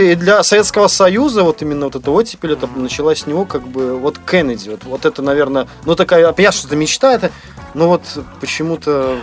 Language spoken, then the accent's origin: Russian; Belarus; мы из Беларуси